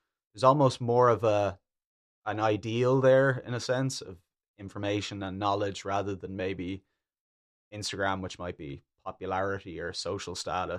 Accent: Germany; I'm from Germany.

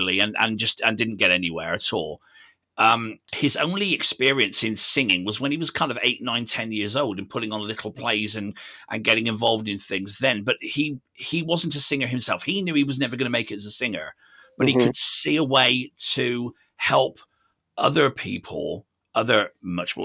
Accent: United Kingdom

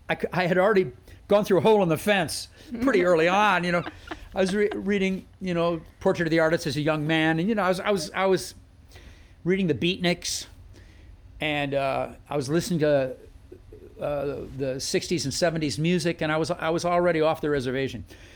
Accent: Minnesota, United States; born there; also born or lived in Wisconsin / Iowa / South Dakota; Yes. Well, my family moved around a lot, and Wisconsin was one of the states. Minnesota, I was born there, and Iowa, South Dakota.

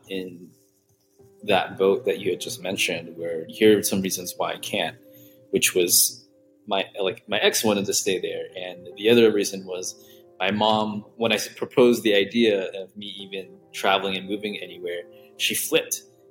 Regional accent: San Jose, California, United States; moved away as an adult; now in Puerto Rico; was born and raised in San Jose, California, and basically lived in the San Francisco Bay Area for most of my life

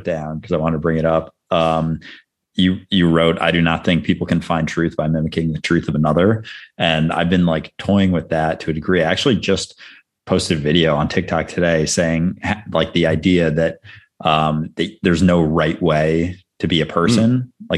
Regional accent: Midwest, United States; I'm also from the Midwest

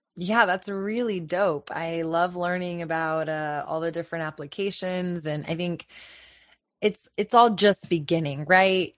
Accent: Texas, United States; as a Texan

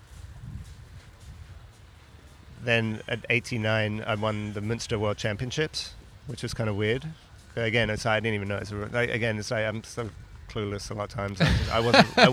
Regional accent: Brighton, South East England, United Kingdom; moved away; I came from Brighton

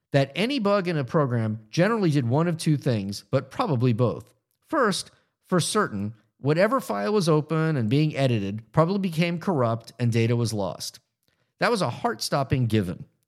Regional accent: Florida, United States; moved away; the people I grew up with in Florida

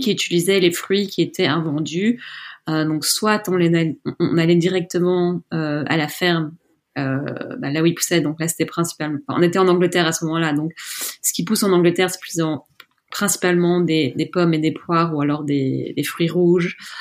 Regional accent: Brussels, Brussels-Capital Region, Belgium; also born or lived in Scotland; j'ai grandi à Bruxelles

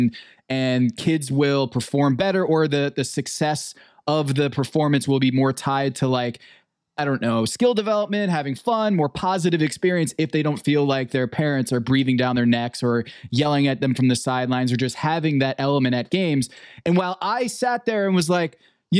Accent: Westport, Connecticut, United States; my hometown of Westport

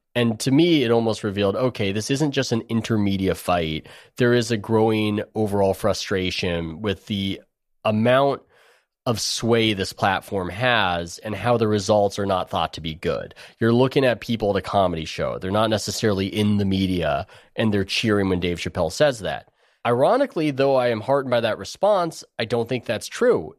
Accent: San Diego, California, United States; I grew up in San Diego

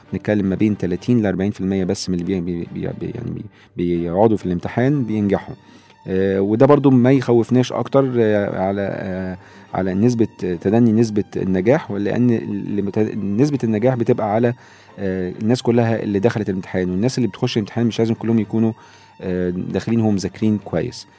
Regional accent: Egypt; عندنا في مصر

